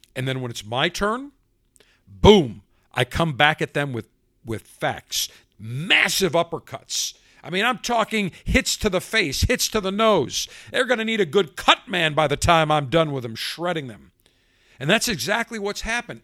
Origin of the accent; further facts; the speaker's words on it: Buffalo, New York, United States; now in Tampa, United States; I grew up in Buffalo